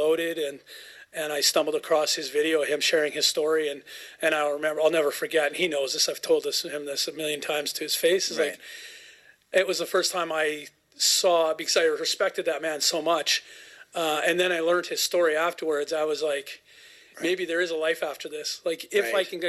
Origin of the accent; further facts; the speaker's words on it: Cobble Hill, Cowichan area, British Columbia, Canada; also born or lived in Vancouver; I grew up in Caldwell Hill, Cowichan area. I was born in Vancouver, but moved here. I was still in diapers